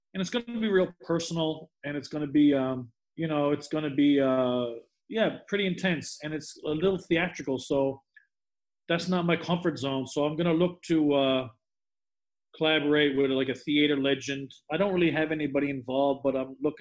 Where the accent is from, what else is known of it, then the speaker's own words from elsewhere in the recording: Newfoundland and Labrador, Canada; moved away; I lived on an island in Newfoundland.